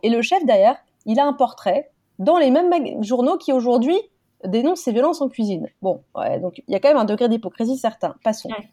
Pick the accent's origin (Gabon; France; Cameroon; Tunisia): France; nous, en France, on a la galanterie